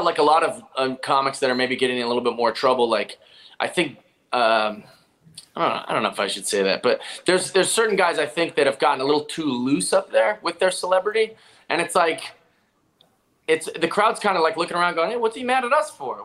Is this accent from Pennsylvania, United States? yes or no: no; Seattle, Washington, United States; I'm from Seattle